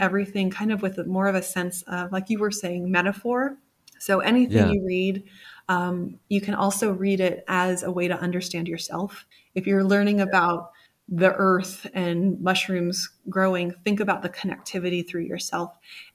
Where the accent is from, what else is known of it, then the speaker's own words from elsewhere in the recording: Virginia, United States; Virginia, originally from Virginia, or I grew up there